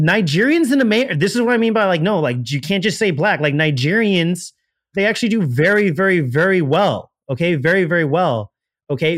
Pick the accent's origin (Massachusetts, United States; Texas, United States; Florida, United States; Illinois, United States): Florida, United States; Miami; I'm from Miami